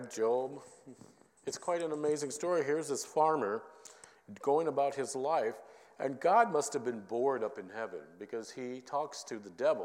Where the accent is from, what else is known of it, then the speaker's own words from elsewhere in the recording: Minneapolis, Minnesota, United States; growing up in Minneapolis